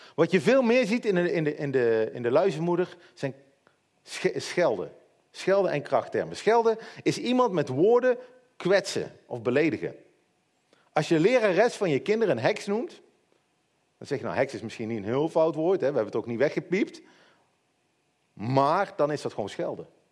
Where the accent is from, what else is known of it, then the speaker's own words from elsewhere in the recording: Netherlands; als Hollanders